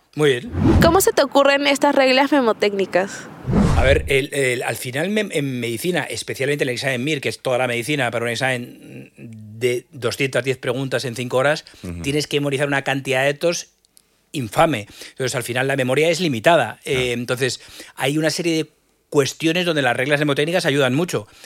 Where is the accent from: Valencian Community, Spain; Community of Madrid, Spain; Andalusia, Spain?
Community of Madrid, Spain; Madrid; yo soy madrileño y al final eh, lo veo desde el microclima madrileño, que yo me he enriquecido muy poquito de otras cosas. Al final estudié en Madrid, me crié en Madrid